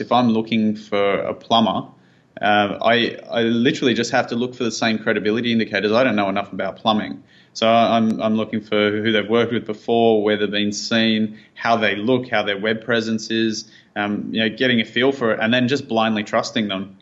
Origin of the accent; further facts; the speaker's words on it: Sydney, New South Wales, Australia; also born or lived in Thailand; we moved back from Thailand to Sydney, where we're from